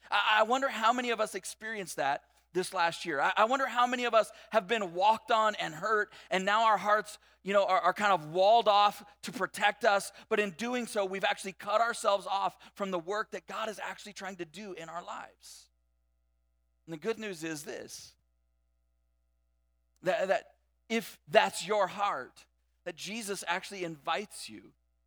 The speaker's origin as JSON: {"language": "English", "region": "California", "country": "United States", "said": "like we came from Southern California, and every day I commuted on the 91 freeway"}